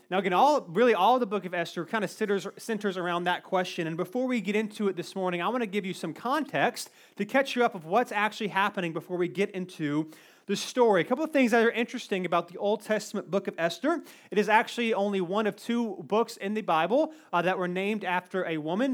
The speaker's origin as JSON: {"language": "English", "town": "Cary", "region": "North Carolina", "country": "United States", "tie": "born or raised there", "said": "I grew up in Cary. Nothing ever happens in Cary."}